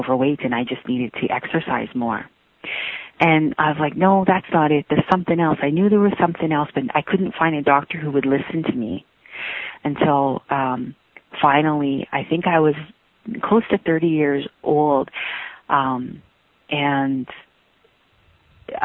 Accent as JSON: {"language": "English", "region": "Yukon", "country": "Canada", "tie": "born or raised there", "said": "I'm from the Wolf Clan of the Kwanlin Dun and Liard First Nations of Yukon, Canada. I'm 44 years young and I live in Whitehorse, Yukon"}